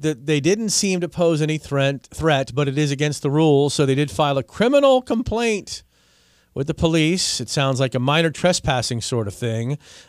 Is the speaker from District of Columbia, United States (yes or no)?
yes; Washington, District of Columbia, United States; because I grew up in Washington, D.C.